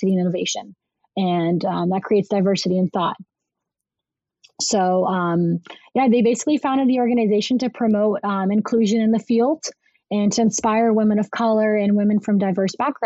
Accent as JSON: {"language": "English", "country": "United States", "tie": "born or raised there", "also_born_or_lived": "Brazil", "said": "being born in Brazil and coming here at three, I definitely had a little bit of a struggle where it's like I have this diverse Brazilian background, but I'm, you know, being raised into an American environment"}